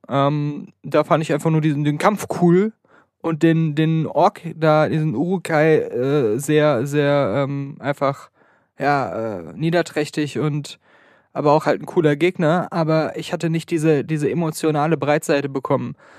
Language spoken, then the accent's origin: German; Germany; ich komme aus Deutschland.